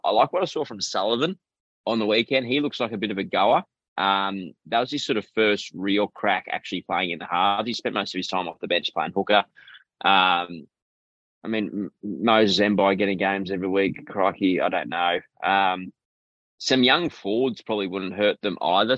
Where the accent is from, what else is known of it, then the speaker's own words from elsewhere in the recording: Queensland, Australia; as a Queenslander